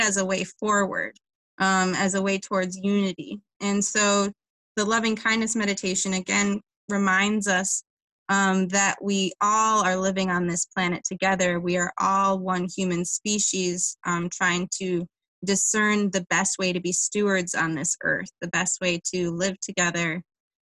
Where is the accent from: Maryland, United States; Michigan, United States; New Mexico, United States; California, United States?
Michigan, United States; Livonia; I live in Livonia, which has a strenuous past. It was a sundown town, which meant that it was, to summarize, it meant that it was legal to shoot a black person after dark. So like my hometown has healed a lot since then